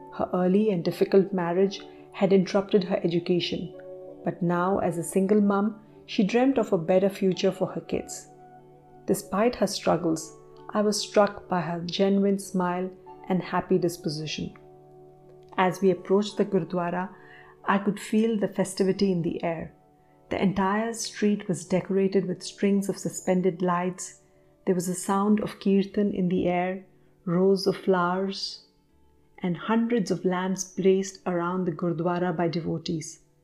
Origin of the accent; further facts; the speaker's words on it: India; In my home country, India